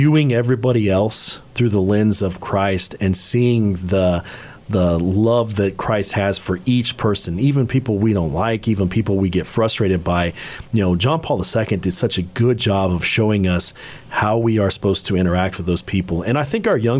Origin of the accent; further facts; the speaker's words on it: Hays, Kansas, United States; I'm from Hayes